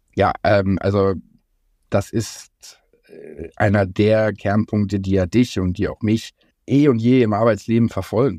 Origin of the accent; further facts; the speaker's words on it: Germany; als Deutsche